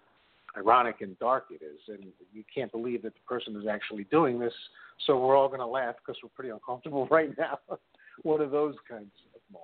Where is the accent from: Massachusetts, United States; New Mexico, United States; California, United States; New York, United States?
New York, United States; I'm from New York, currently living in Jackson Heights